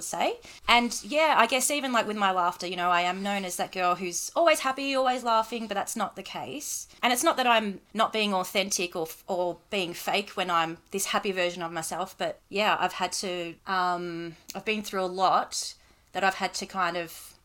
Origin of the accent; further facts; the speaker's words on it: Reservoir, Victoria, Australia; I'm from Reservoir